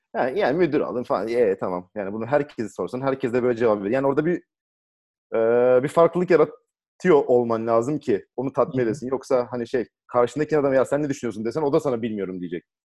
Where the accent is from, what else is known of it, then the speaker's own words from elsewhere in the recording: Thrace, Turkey; Hani biz buralıyız ya. Trakya çocuğuyuz